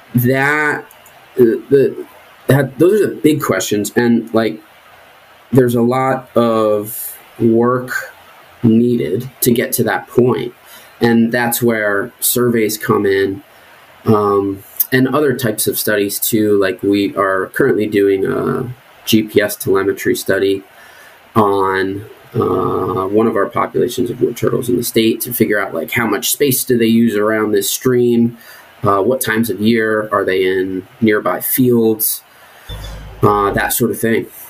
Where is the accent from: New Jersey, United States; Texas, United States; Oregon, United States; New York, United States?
New Jersey, United States; moved away as an adult; also born or lived in Cape Cod / southern New England; I grew up in New Jersey for the most part